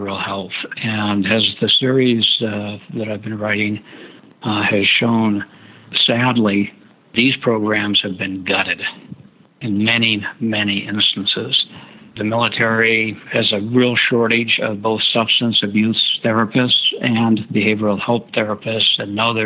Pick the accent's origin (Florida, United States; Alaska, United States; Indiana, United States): Alaska, United States; Fairbanks; I'm from Fairbanks, Alaska